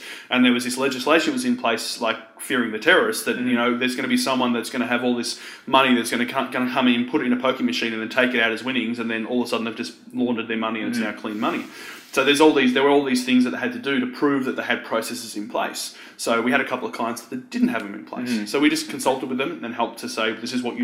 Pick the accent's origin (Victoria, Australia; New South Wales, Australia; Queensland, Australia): Victoria, Australia; Frankston; I grew up in the Mornington Peninsula, so where Frankston is